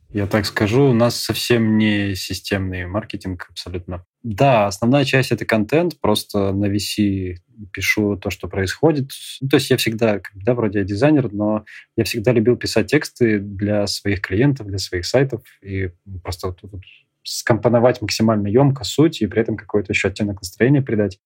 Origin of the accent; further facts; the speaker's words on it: Saint Petersburg, Russia; now in Krasnodar, Russia; в Питере, откуда я родом